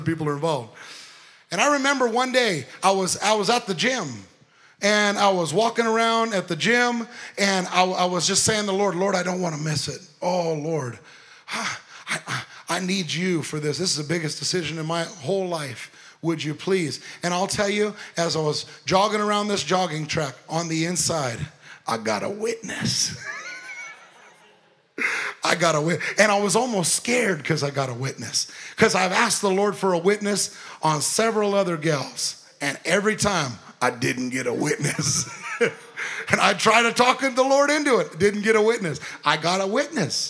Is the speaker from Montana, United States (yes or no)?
no; Long Beach, California, United States; moved away; Went to Long Beach, California, where I was born and raised in Long Beach, California